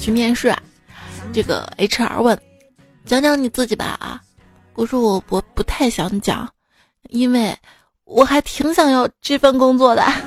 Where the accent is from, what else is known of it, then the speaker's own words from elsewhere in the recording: Xi'an, Shaanxi, China; 我们西安那儿，就是东大村二街